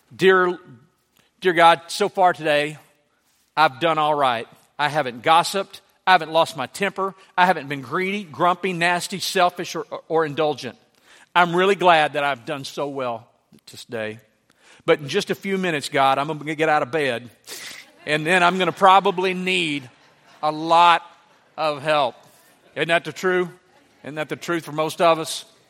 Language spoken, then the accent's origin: English; Louisiana, United States; moved away; I grew up in Louisiana with a hundred people.